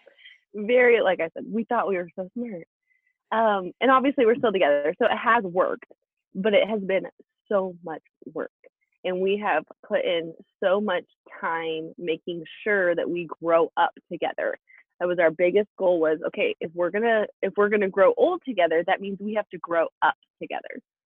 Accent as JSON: {"language": "English", "region": "Alaska", "country": "United States", "tie": "born or raised there", "said": "we're from Alaska. We're from a really small town in Alaska, and that's kind of the cultural norm there."}